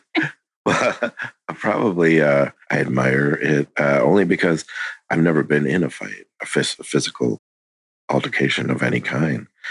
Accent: Wisconsin, United States; I was born in Wisconsin

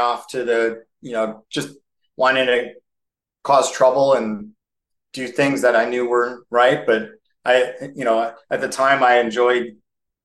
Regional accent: Skokie, Illinois, United States; moved away as an adult; also born or lived in Lake Forest, Illinois / Arizona; now in Phoenix, United States; I was born in Lake Forest, Illinois, which is a suburb of Chicago. I grew up in a suburb of Chicago called Skokie.

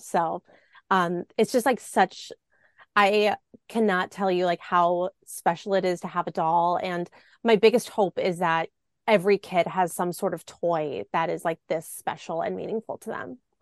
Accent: Milwaukee, Wisconsin, United States; I grew up in the Milwaukee area

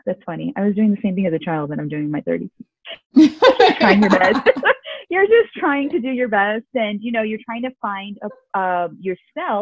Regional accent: United States; first language Urdu; English is a second language; also born or lived in Canada; I'm Pakistani American, born and raised between America and Canada.

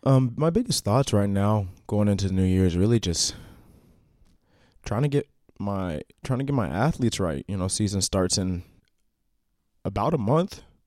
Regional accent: Washington, United States; also born or lived in Iowa; When I move to Iowa, or I go places, and I tell people I'm from Washington, they always assume Washington, D C

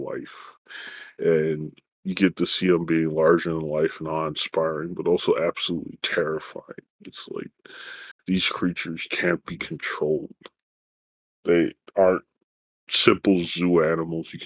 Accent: United States; but at least for us as Americans, it's having something closer to home

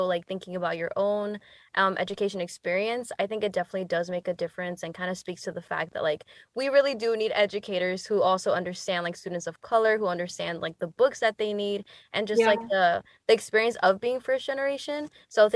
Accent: New York City, New York, United States; growing up in the South Bronx, I also experienced like having a lot of teachers

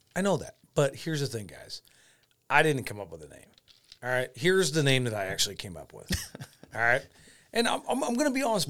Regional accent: Clinton, Iowa, United States; I am from Clinton, Iowa.

